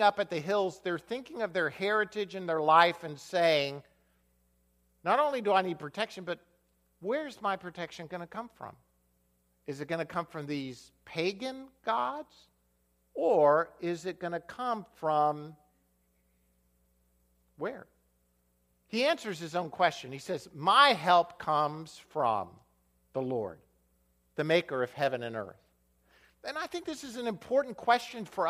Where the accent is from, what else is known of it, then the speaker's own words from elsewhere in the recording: United States; I'm an American